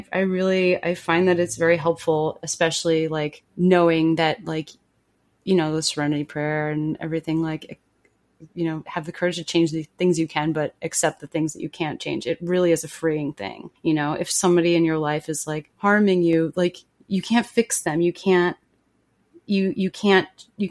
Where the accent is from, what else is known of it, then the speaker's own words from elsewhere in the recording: Long Island, New York, United States; moved away as an adult; So Long Island is like a particularly strange place.